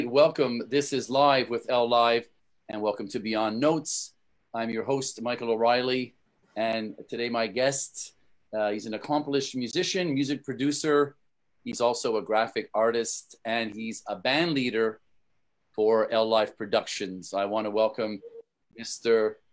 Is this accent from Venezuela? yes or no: yes; Caracas, Capital District, Venezuela; moved away as an adult; also born or lived in Dominican Republic; I was born in Caracas, Venezuela, the capital.